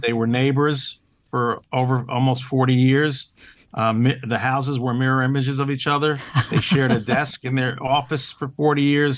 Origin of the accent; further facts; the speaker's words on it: New Jersey, United States; I grew up in New Jersey